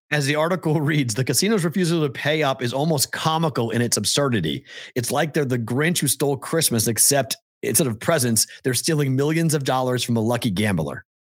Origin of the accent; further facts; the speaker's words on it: Boston, Massachusetts, United States; I'm from Boston